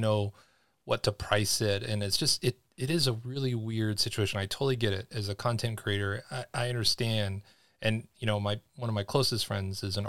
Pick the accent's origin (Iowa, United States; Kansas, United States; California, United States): California, United States; Los Angeles; my experiences growing up in Los Angeles